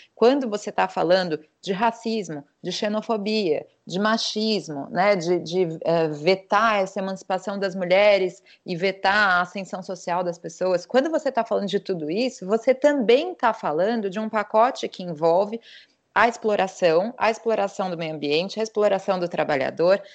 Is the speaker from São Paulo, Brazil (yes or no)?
yes; São Paulo, Brazil; now in Portugal; Eu sou paulista